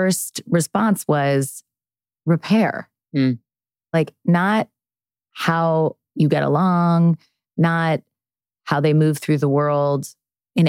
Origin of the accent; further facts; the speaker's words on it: East Coast, United States; now in California, United States; I grew up on the East Coast